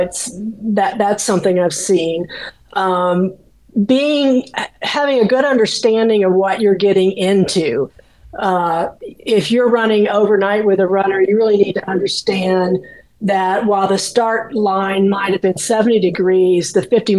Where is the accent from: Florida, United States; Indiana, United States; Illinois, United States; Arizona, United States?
Florida, United States; moved away; I grew up in Florida